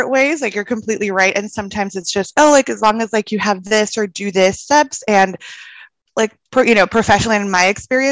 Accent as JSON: {"language": "English", "country": "El Salvador", "moved": "as an adult", "lives_now": "Austin, United States", "said": "I'm originally from El Salvador. My parents and my brother still live back there, and I moved to Austin for grad school"}